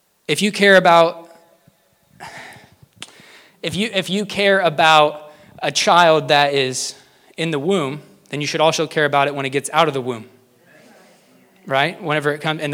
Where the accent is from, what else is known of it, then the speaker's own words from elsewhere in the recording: United States; As an American